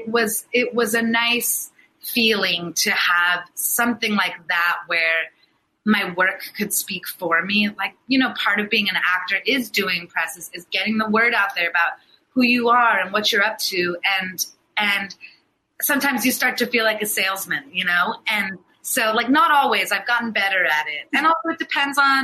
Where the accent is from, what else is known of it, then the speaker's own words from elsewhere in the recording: United States; I'm born and raised here. I'm an American